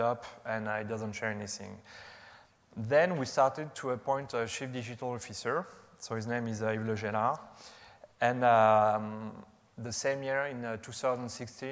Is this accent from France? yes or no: yes; France; accent: French; English is a second language; You can recognize my French accent